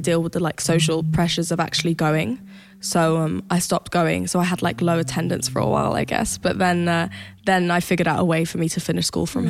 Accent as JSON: {"language": "English", "country": "Sweden", "tie": "born or raised there", "accent": "British", "said": "I grew up in Sweden, obviously."}